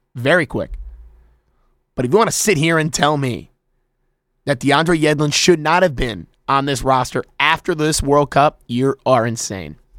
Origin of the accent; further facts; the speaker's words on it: United States; I'm an American too